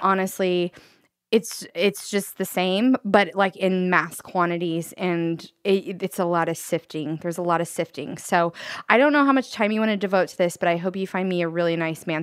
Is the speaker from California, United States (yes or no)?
yes; Redding, California, United States; I grew up in Reading, then I got out of Reading